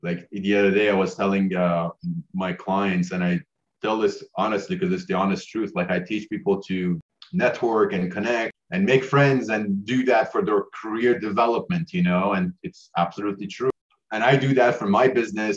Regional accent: Iran; also born or lived in Canada / United States; now in New Zealand; I was born in Iran. So worked, you know, grew up in a third world country, very family oriented, more family than outsiders.

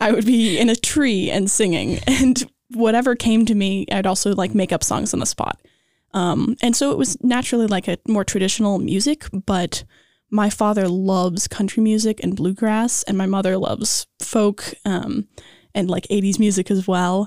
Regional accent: Los Angeles, California, United States; I am from Los Angeles, born and raised

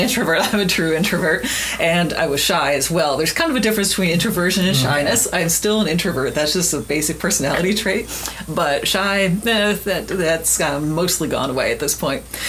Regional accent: Miami, Florida, United States; when I was a kid, I grew up in Miami, Florida

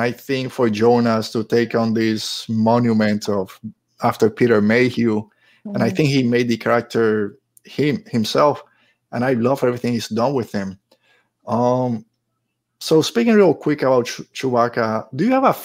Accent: Puerto Rico; moved away; I grew up in Puerto Rico

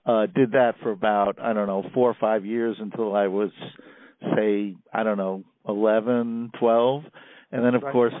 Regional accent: New York City, New York, United States; moved away as an adult; now in Columbia, United States; I grew up in Queens, New York, a mere 10 minutes from our outgoing president

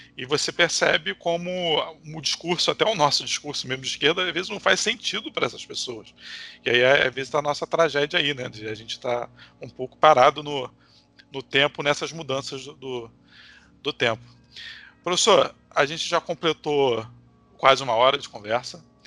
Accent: Nilópolis, Rio de Janeiro, Brazil; also born or lived in Niterói; eu sou da Baixada Fluminense e vim para Nilópolis agora, que é meu lugar de berço

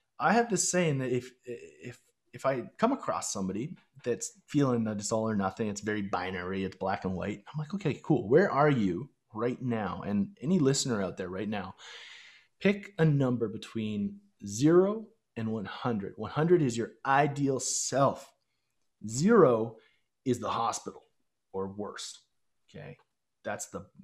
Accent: Chestermere, Alberta, Canada; growing up in Chestermere, Alberta

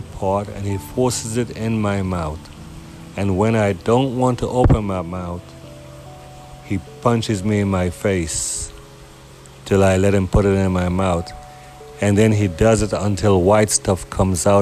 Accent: Houston, Texas, United States; as a young man growing up in Houston

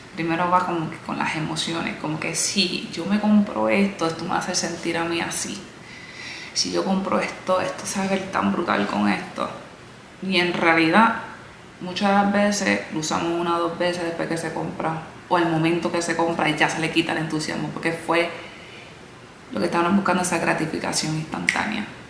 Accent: Puerto Rico; also born or lived in United States; now in Miami, United States; Nací en los Estados Unidos, a los 8 años de edad me mudé a la isla, donde ahí crecí

